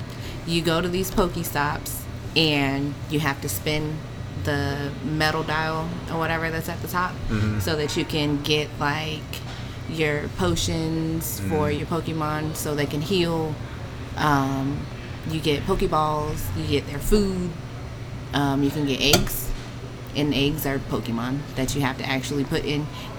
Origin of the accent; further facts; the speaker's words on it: Houston, Texas, United States; born there; also born or lived in Georgia, United States; I was born in Houston, Texas.